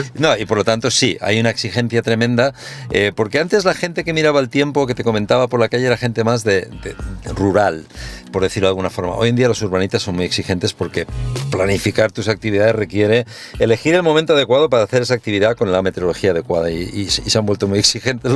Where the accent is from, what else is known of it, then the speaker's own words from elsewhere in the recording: Castelldefels, Catalonia, Spain; me crié aquí en Castelldefels